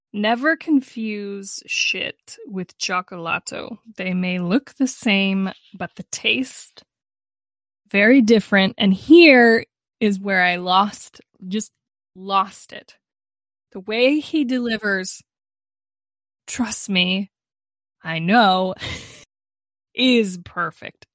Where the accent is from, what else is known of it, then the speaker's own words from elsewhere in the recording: United States; I'm an American